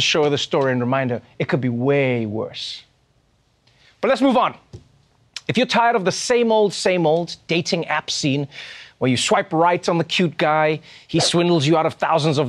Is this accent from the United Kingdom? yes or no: no; South Africa; moved away; my home country, South Africa